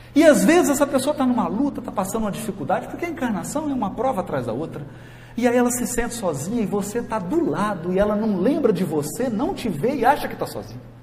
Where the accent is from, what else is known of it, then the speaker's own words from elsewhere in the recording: Jequitinhonha Valley, Minas Gerais, Brazil; lá na minha terra, lá no Vale do Jequitinhonha